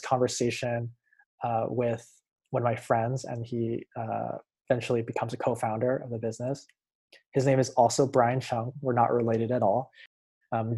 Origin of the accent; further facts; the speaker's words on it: Hawaii, United States; now in Los Angeles, United States; I'm originally from Hawaii, but now I live in Los Angeles, California.